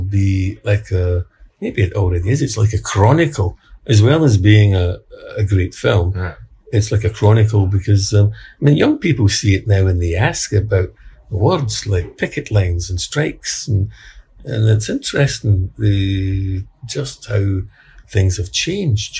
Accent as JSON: {"language": "English", "town": "Glasgow", "region": "Scotland", "country": "United Kingdom", "tie": "born or raised there", "said": "I was brought up in a in the East End of Glasgow in a working class uh, housing estate"}